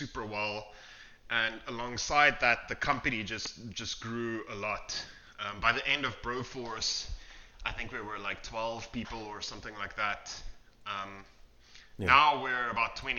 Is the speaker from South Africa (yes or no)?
yes; South Africa; We're from South Africa. So I mean, if you're growing up in South Africa